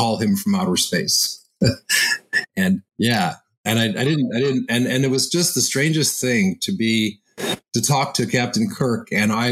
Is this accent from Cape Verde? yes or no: no; Montreal, Quebec, Canada; I grew up in Montreal